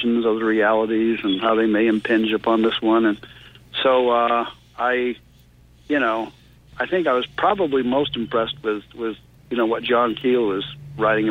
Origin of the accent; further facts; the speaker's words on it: Maine, United States; now in Tennessee, United States; I'm not originally from Tennessee. I'm originally from Maine, so that makes me a maniac.